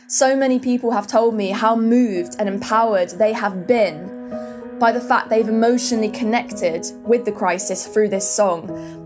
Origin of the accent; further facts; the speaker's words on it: Hertfordshire, East of England, United Kingdom; I'm from Hertfordshire in the U K